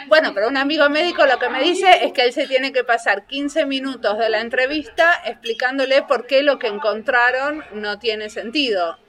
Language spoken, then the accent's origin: Spanish; Argentina; also born or lived in Finland; tengo pasaporte finlandés, o sea que formalmente soy finlandesa, pero no siempre me autodenomino finlandesa. A veces y cuando me conviene. O cuando quiero contar cómo hago algo de una forma muy finlandesa. Si no, soy argentina